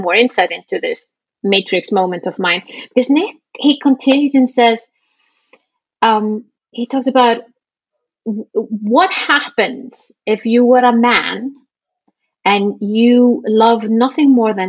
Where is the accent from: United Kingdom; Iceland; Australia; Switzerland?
Iceland; I come from Iceland